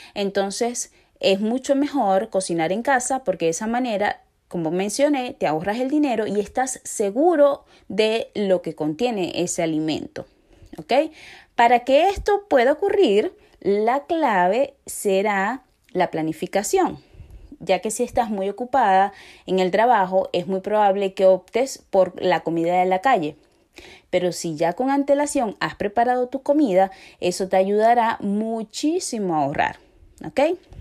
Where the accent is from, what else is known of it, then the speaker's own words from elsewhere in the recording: Venezuela; moved away; somos muchos los venezolanos que estamos en estos momentos eh, fuera de nuestro país